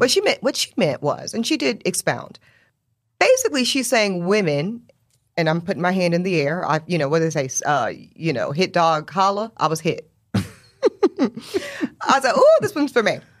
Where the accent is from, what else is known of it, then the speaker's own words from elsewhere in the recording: Charlotte, North Carolina, United States; also born or lived in South Louisiana; I was raised in the South